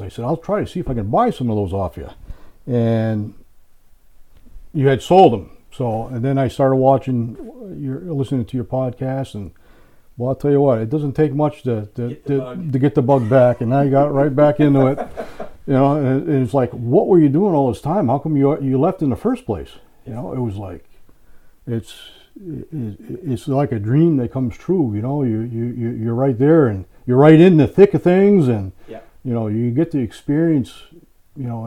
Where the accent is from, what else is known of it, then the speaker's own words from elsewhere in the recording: Connecticut, United States; moved away as an adult; now in Maine, United States; I grew up in Connecticut.